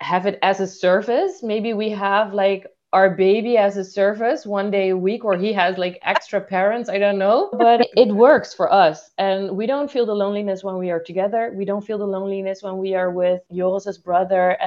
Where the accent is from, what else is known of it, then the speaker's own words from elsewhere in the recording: Suriname; moved away; I'm originally from Suriname